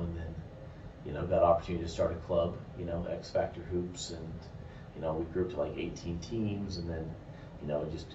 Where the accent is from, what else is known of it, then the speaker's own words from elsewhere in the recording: Jerome, Idaho, United States; I'm actually from a small town in Idaho, Jerome, Idaho. Was now when I was raised, it was like a population of like 9,000